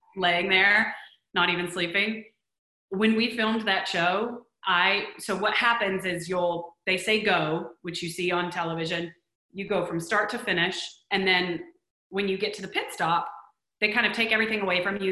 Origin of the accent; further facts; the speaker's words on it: Texas, United States; also born or lived in New York City; now in Los Angeles, United States; growing up in Texas